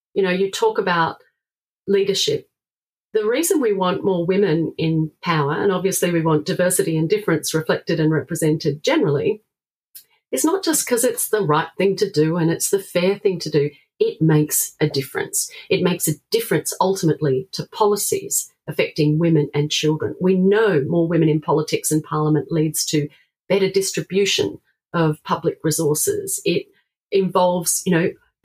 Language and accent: English; South Australia, Australia; my home state of South Australia